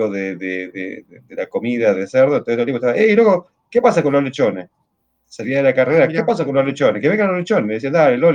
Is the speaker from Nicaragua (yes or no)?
no; Santa Fe, Argentina; lo tengo que recordar cuando vaya a algún lugar del interior y diga que soy de Santa Fe